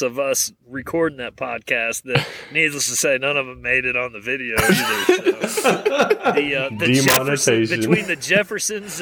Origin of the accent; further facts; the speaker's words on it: East Coast, United States; moved away; I grew up on the East Coast where we dealt with hurricanes every year.